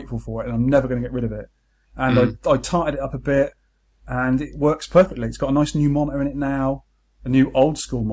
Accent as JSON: {"language": "English", "town": "Weymouth", "region": "South West England", "country": "United Kingdom", "tie": "born or raised there", "said": "growing up in Weymouth, seaside town with 12 arcades"}